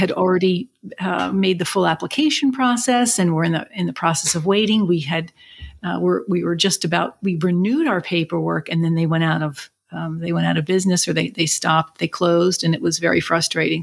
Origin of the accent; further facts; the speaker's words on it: Philadelphia, Pennsylvania, United States; also born or lived in Chicago area; born and raised in Philadelphia, and then our family lived a short time in the Chicago area, but then we moved back